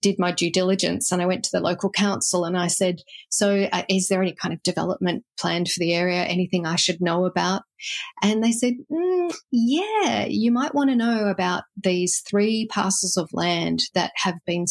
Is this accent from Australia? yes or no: yes; Australia; also born or lived in Illawarra, New South Wales; now in Manyana, Australia; as an Australian